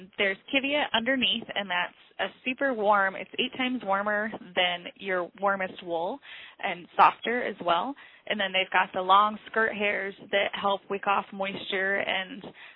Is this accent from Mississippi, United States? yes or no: no; Illinois, United States; moved away as an adult; now in Alaska, United States; I grew up in Illinois.